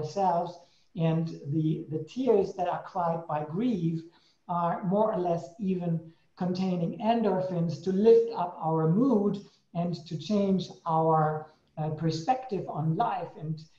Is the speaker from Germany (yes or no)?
yes; Germany; moved away; also born or lived in Switzerland / Sweden; I came from Germany into Switzerland, changed into Sweden, back to Switzerland again